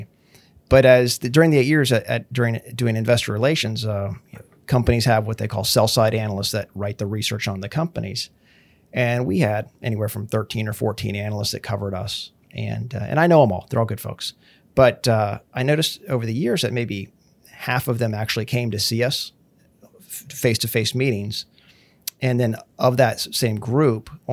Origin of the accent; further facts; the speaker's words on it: Pittsburgh, Pennsylvania, United States; moved away as an adult; also born or lived in Bethlehem, Pennsylvania / New York; now in Kingwood, United States; I'm originally from Pittsburgh, Pennsylvania. Moved there when I was 3 years old